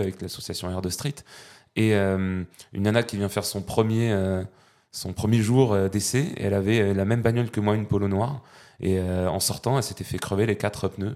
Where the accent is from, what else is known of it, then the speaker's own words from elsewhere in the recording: Pyrenees, France; also born or lived in Val-de-Marne; now in Versailles, France; loin de nos Pyrénées, qui, me manque bien